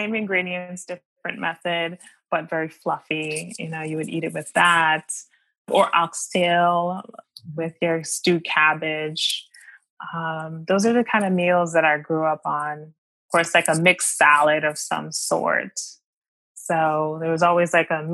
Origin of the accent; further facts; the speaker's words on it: Maryland, United States; also born or lived in Washington, D.C.; now in New York, United States; I grew up in America. First of all, I'm from Maryland and I was born in DC.